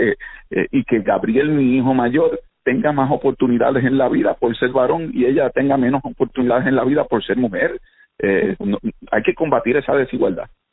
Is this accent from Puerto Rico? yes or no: yes; Caguas, Puerto Rico; crecimos en Condado moviendo en Caguas, mi vida giraba en torno a la bicicleta y a la cancha allí al lado de casa